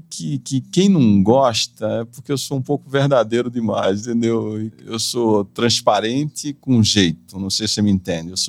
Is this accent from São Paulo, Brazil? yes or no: yes; São José do Rio Preto, São Paulo, Brazil; Está lá na minha terra agora, em São José do Rio